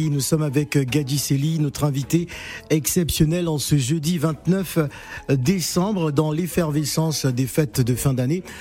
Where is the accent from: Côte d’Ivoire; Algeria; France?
Côte d’Ivoire; Chez nous, en Côte d'Ivoire